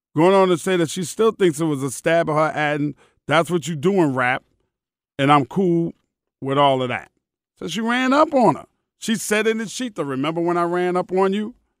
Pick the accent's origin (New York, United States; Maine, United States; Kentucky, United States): New York, United States; New York City; I'm from Queens.